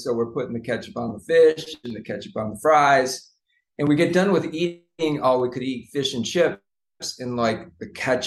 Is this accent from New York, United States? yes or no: no; Seattle, Washington, United States; Born in the USA, born in Seattle, but my mom's Canadian, so I'm Canadian